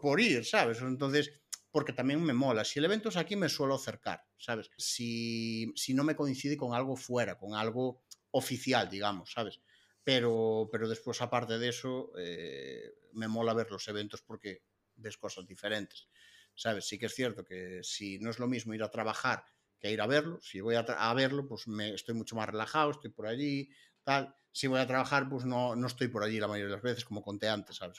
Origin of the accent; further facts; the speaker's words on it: Galicia, Spain; somos gallegos